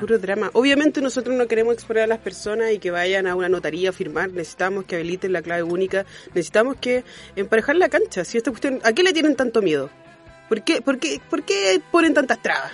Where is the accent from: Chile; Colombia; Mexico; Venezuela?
Chile; soy chilena